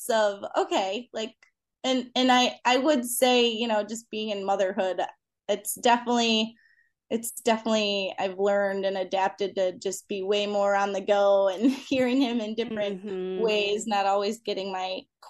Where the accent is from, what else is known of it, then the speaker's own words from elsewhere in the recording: Clarkston, Michigan, United States; I grew up in Clarkston and my husband grew up in Rochester. So we've really been in the same area since